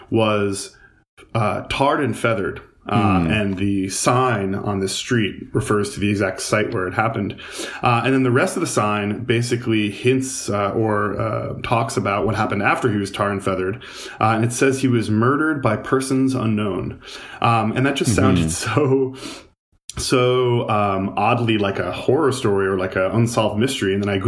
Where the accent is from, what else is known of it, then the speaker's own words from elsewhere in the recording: Huntington, New York, United States; I grew up in Huntington, and you know, it's like a colonial town. It's been around for forever in Long Island.